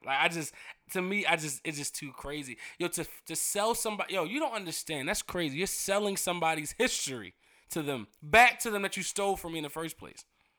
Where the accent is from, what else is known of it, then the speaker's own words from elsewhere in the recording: Baltimore, Maryland, United States; we just West Baltimore niggas.